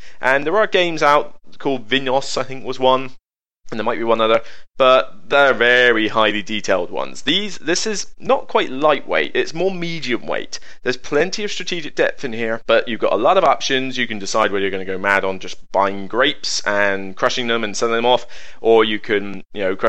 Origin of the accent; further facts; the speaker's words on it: West Country, South West England, United Kingdom; accent: West Country; I'm from the West Country, if you not notice the accent